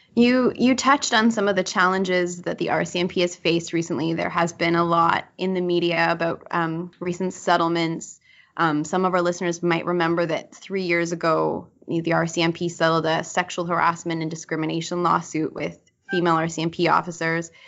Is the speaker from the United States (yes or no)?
no; Manitoba, Canada; as a born and raised Manitoban